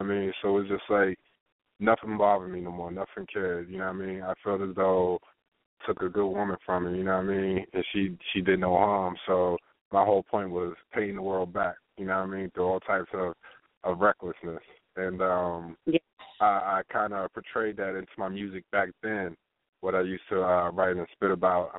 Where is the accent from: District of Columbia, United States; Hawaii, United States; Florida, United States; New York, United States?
District of Columbia, United States; Washington; Washington, D.C., my hometown.